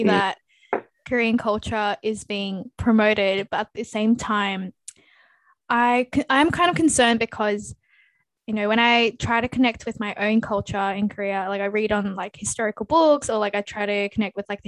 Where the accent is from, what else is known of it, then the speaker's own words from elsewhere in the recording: Australia; Living in Australia is like, clearly, because like I am Australian, I was born here.